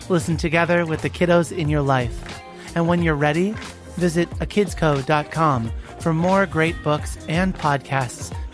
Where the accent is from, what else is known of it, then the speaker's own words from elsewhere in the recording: Oregon, United States; I am eight years old, and I'm from Oregon.